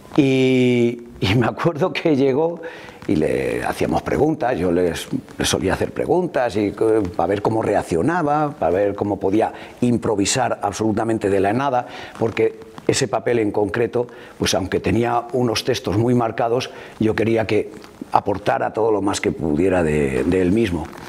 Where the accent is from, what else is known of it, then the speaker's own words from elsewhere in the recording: Madrid, Community of Madrid, Spain; moved away as an adult; now in León, Spain; He vivido prácticamente toda mi vida en Madrid porque mis padres, mi padre sobre todo, se fue a Madrid